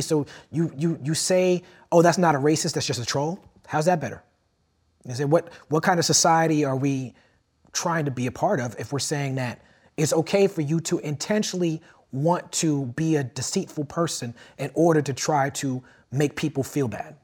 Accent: New York City, New York, United States; I grew up in Brooklyn.

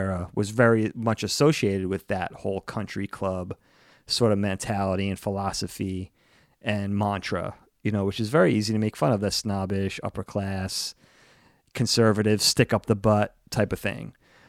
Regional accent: East Coast, United States; Especially growing up on the East Coast, New York, Jersey.

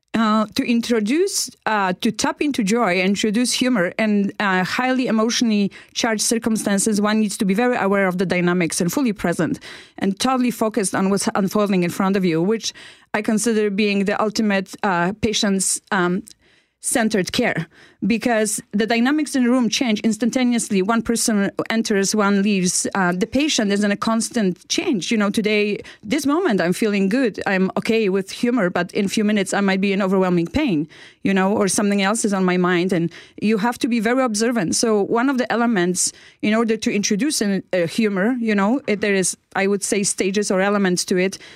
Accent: Poland; moved away as an adult; now in Canada; I came from Poland

